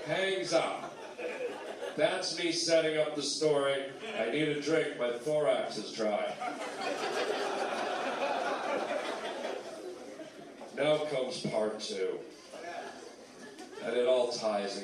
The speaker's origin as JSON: {"language": "English", "town": "Toronto", "region": "Ontario", "country": "Canada", "tie": "born or raised there", "moved": "as an adult", "lives_now": "United States", "said": "I'm a Canadian boy. I lived in Toronto. I grew up in Toronto"}